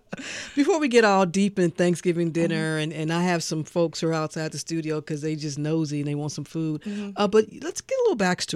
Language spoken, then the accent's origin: English; St. Louis, Missouri, United States; I'm from St. Louis